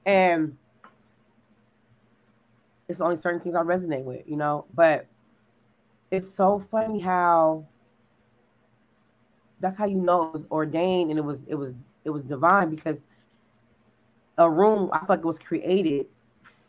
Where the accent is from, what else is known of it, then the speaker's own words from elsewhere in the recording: California, United States; now in Texas, United States; we're from California